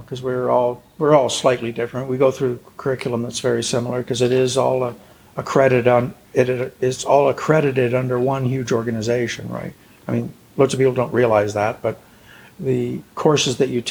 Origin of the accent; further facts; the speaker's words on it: Toronto, Ontario, Canada; also born or lived in Montreal / Quebec City / Chicoutimi; now in St. John's, Canada; I was born in Toronto.